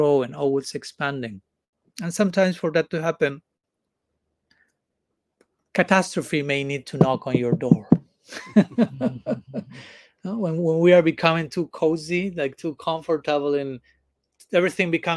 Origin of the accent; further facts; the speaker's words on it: Argentina; now in India; I come from Argentina. I was born in Argentina. I don't come from Argentina now. I'm coming from India, but I was born in Argentina.